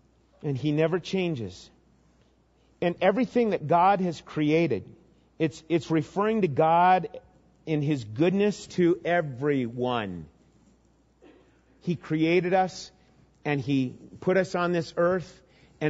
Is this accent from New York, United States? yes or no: no; Minnesota, United States; growing up in Minnesota, I remember catching lots of fish.